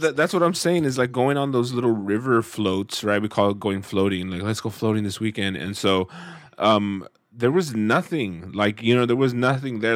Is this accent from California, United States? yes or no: yes; Central Valley, California, United States; growing up in the Central Valley